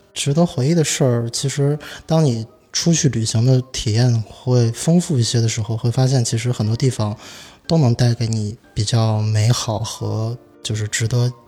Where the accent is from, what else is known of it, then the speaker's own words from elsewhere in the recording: Xi'an, Shaanxi, China; 我作为一个西安人